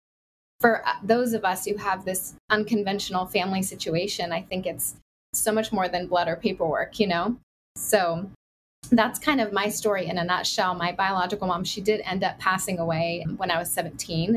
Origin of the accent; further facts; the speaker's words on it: Oregon, United States; also born or lived in California; now in Southeast Florida, United States; I grew up in Oregon and spent 10 years in California